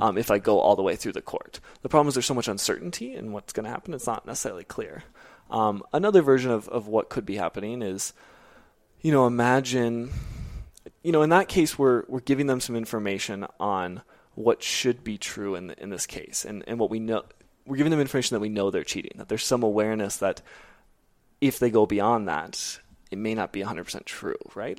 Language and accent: English; Arizona, United States; moved away as an adult; also born or lived in Kenya; now in Nairobi, Kenya; I am from Arizona, born and raised